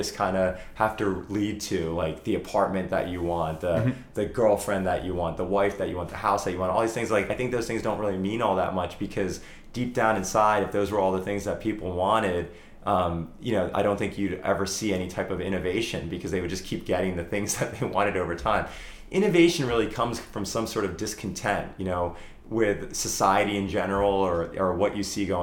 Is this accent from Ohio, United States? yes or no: no; Morristown, New Jersey, United States; moved away; we have a property in South Jersey, in my hometown in Morristown